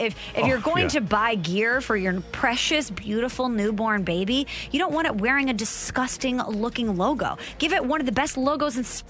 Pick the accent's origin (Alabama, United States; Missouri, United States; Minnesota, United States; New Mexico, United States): Missouri, United States; St. Louis; my dad is from the St. Louis area. My mom is from New Jersey. I grew up in the St. Louis area. Just because my mom is from New Jersey, I did not grow up a Yankee fan here in St. Louis.